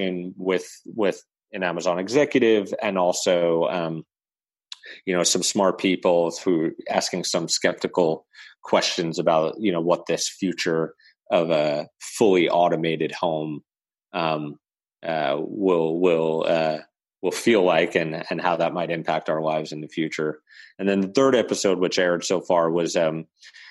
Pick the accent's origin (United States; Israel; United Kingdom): United States; New York City, New York; my hometown of Staten Island, New York